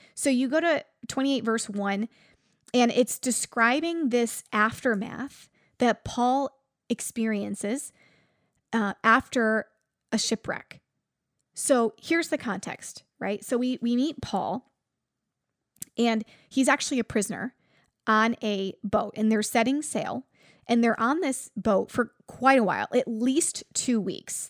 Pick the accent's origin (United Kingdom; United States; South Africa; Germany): United States; Buffalo, New York; I'm from Buffalo